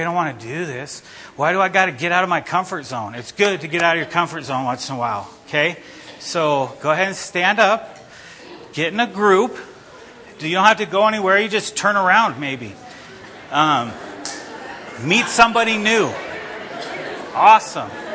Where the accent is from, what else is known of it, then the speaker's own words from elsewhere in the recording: Idaho, United States; People ask, "Where are you guys from?" You say Idaho.